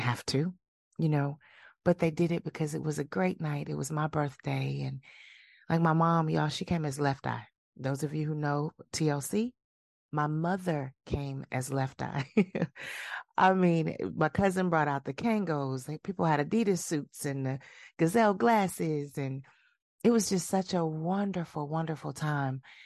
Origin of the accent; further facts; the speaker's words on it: Milwaukee, Wisconsin, United States; moved away; my hometown of Milwaukee, Wisconsin